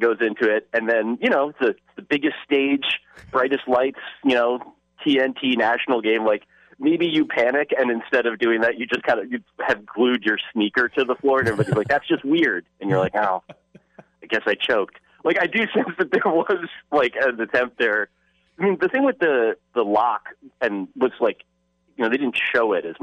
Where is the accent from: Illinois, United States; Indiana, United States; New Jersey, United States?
New Jersey, United States; I'm from New Jersey